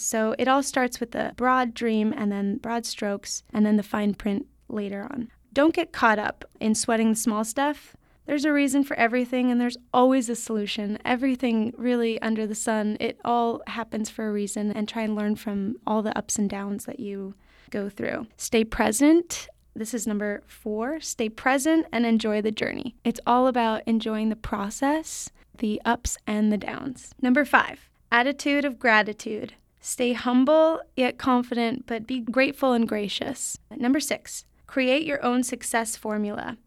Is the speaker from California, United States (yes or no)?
yes; South Lake Tahoe, California, United States; I grew up in South Lake Tahoe, California, with no ballet training